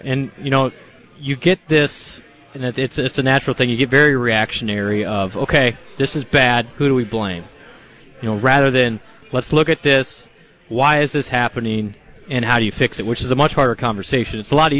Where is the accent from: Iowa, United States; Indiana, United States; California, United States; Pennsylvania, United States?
Iowa, United States; Honestly, and I grew up in Iowa.